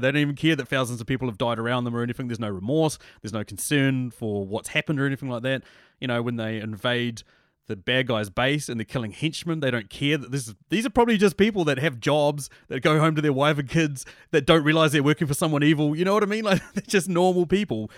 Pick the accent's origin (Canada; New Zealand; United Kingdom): New Zealand; I'm from New Zealand